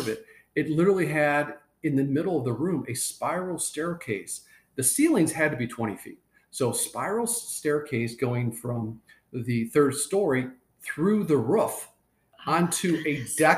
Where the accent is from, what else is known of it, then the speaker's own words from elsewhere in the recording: Michigan, United States; moved away as an adult; also born or lived in Marietta, Ohio; when I grew up in Michigan